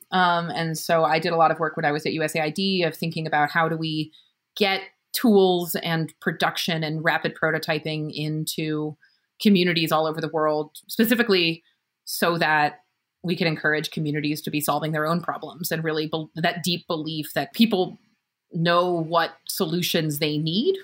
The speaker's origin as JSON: {"language": "English", "town": "Berkeley", "region": "California", "country": "United States", "tie": "born or raised there", "moved": "as an adult", "said": "I was born in Berkeley, California, and lived there for a while."}